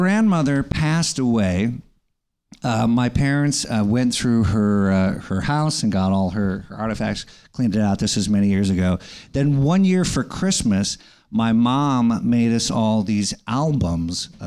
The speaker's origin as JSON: {"language": "English", "town": "Story City", "region": "Iowa", "country": "United States", "tie": "born or raised there", "also_born_or_lived": "Hawaii", "said": "in Story City, Iowa. When I was growing up, my dad was a pastor"}